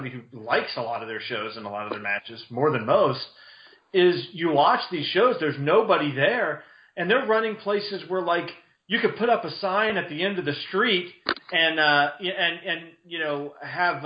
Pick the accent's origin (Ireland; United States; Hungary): United States; Charleston; my hometown